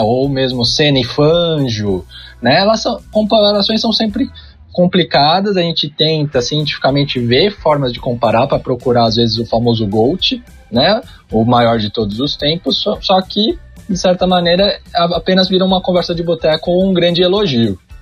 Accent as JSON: {"language": "Portuguese", "region": "São Paulo", "country": "Brazil", "tie": "born or raised there", "said": "na zona norte de São Paulo, da onde eu sou originário, onde eu nasci"}